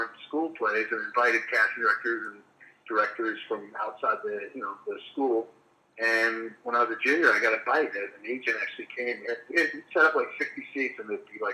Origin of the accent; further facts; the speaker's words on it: Long Island, New York, United States; I grew up in Long Island where the ponds outside really never froze solid enough to skate.